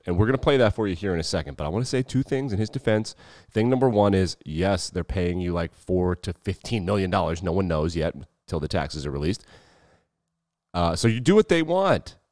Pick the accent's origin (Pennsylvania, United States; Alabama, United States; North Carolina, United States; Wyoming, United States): Wyoming, United States; moved away; also born or lived in Mississippi; my home state school, the University of Wyoming